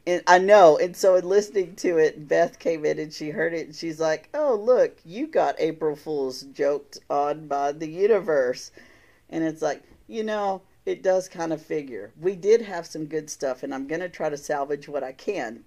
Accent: Texas, United States; now in Illinois, United States; I'm a beardo with southern charm. I'm from Texas. Don't hold it against me. I'm in Illinois now

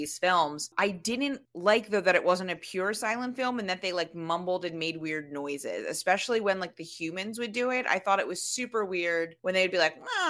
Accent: United States; as an American

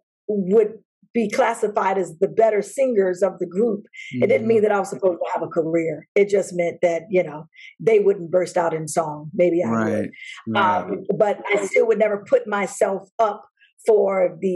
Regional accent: Chicago, Illinois, United States; also born or lived in Flossmoor, Illinois; grew up on the south side of Chicago, and then we moved to the burbs, Flossmoor, during my high school years

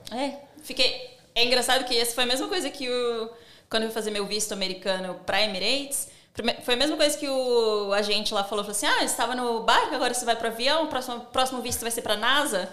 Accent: São Paulo, Brazil; moved away as an adult; also born or lived in United States / Dubai / Ireland / Spain; now in Sydney, Australia; eu sou do Grajaú. Grajaú não tem, tipo, pessoas ricas, né?

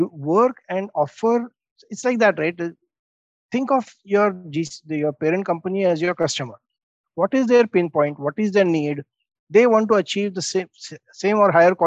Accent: India; even as an Indian

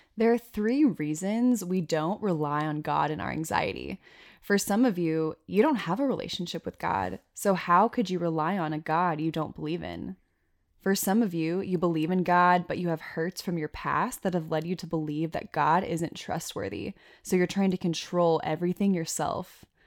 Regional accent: Arkansas, United States; now in Wyoming, United States; we're both from Arkansas

